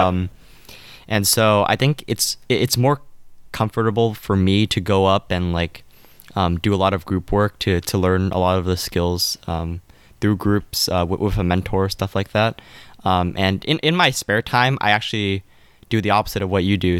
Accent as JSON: {"language": "English", "region": "California", "country": "United States", "said": "I'm from California"}